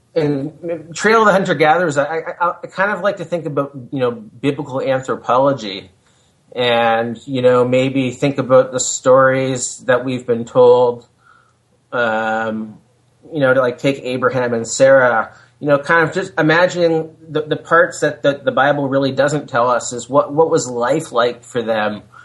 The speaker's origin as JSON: {"language": "English", "town": "Hamilton", "region": "Ontario", "country": "Canada", "tie": "born or raised there", "also_born_or_lived": "United States", "said": "I was living back in my hometown of Hamilton, Ontario"}